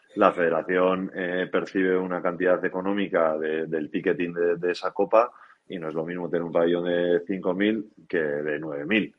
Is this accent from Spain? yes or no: yes; Pasaia, Basque Country, Spain; mi pueblo, Pasaya